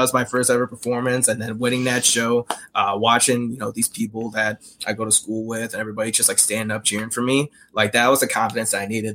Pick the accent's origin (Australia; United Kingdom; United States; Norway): United States; Chicago, Illinois; growing up in Chicago